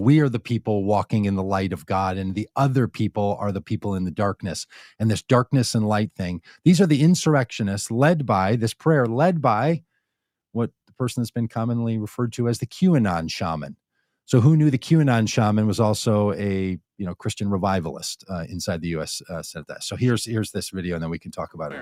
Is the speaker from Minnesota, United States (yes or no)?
yes; Minnesota, United States; I was raised in Minnesota